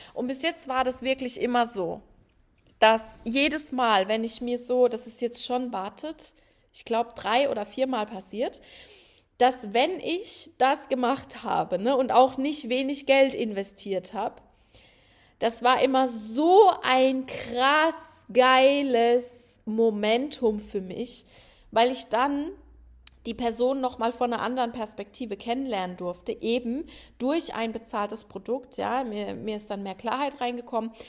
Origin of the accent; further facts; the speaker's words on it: Rhineland-Palatinate, Germany; moved away; ich komme ja aus einem Dorf, ne, der Felsenland, äh, Rheinland-Pfalz